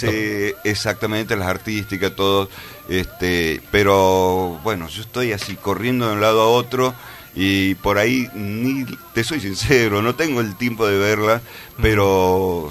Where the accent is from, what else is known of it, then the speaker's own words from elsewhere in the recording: Tucumán, Argentina; also born or lived in Cruz Alta / Alderetes / La Banda; nací acá en Tucumán. Eh, bueno, viví en el Empalme